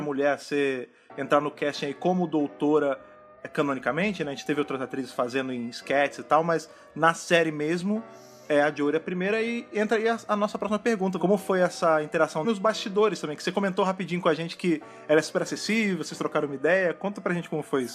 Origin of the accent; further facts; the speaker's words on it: Brazil; nós três aqui somos brasileiros